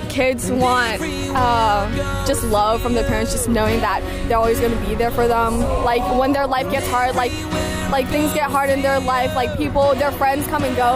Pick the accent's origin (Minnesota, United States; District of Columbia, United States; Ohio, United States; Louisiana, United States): Ohio, United States; Worthington; I'm from uh, Worthington, Ohio.